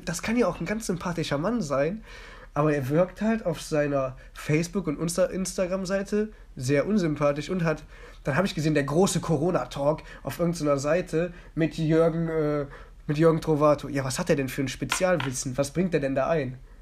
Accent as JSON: {"language": "German", "town": "Mönchengladbach", "region": "North Rhine-Westphalia", "country": "Germany", "tie": "born or raised there", "said": "ich wurde in Mönchengladbach geboren"}